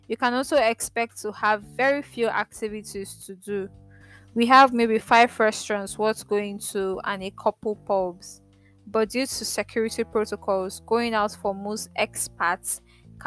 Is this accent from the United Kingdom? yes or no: no; Port Harcourt, Rivers State, Nigeria; moved away; also born or lived in Lagos; I grew up in Port Harcourt